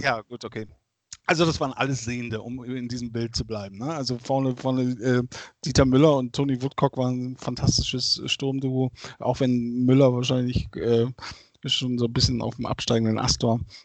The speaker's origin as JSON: {"language": "German", "town": "Bergisch Gladbach", "region": "North Rhine-Westphalia", "country": "Germany", "tie": "born or raised there", "said": "ich bin groß geworden in Bergisch Gladbach"}